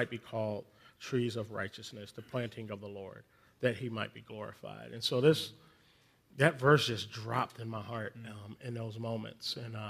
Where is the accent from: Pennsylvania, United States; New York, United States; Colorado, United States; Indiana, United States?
Pennsylvania, United States; Philadelphia; now in Atlanta, United States; I live in Atlanta now, but I'm originally from Philadelphia. And I'm a Philadelphian who grew up as a Dallas Cowboys fan.